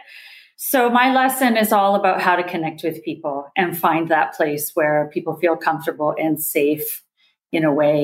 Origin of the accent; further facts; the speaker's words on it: Nelson, British Columbia, Canada; moved away as an adult; also born or lived in Vancouver; my hometown. My hometown is 11,000 people. It's Nelson, BC in Canada